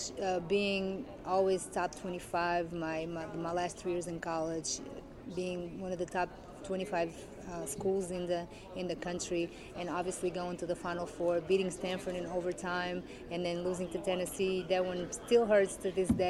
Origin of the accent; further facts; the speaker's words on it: Portugal; now in United States; I grew up in Portugal and I made my career mostly here in the States